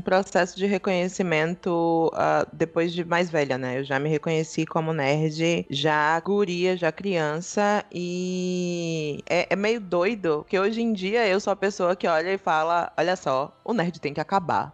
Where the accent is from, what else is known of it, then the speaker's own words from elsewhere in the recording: Salvador, Bahia, Brazil; sou daqui de Salvador